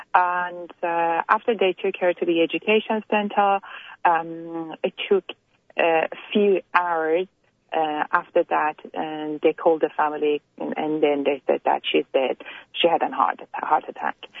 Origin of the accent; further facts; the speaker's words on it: Iran; now in Australia; we're all immigrants from Iran here in Australia, America, or Canada.